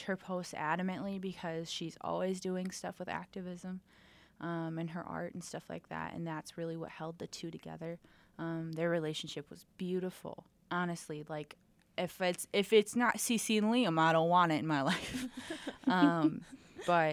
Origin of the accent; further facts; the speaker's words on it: Rockford, Illinois, United States; my hometown of Rockford